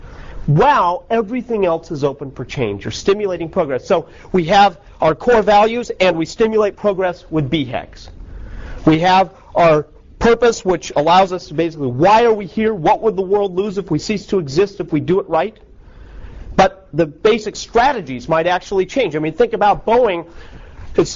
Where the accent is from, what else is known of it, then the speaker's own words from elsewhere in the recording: United States; I'm unabashedly American